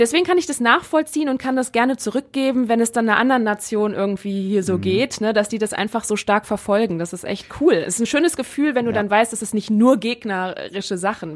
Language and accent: German; Germany; als Deutsche in England